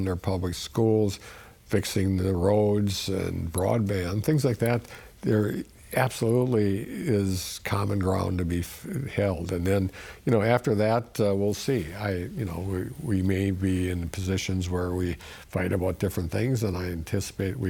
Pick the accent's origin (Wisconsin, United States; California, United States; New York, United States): Wisconsin, United States; Sheboygan County; I'm from Sheboygan County